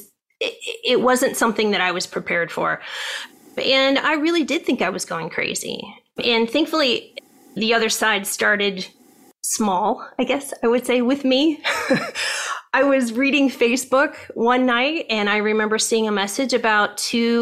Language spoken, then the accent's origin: English; Ohio, United States; moved away as an adult; now in California, United States; I grew up in Ohio